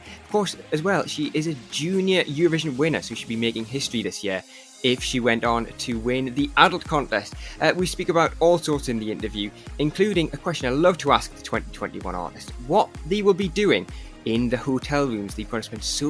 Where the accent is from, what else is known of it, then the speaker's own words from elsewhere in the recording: Newcastle upon Tyne, North East England, United Kingdom; accent: Geordie; Ah, okay, Newcastle upon Tyne, best city in th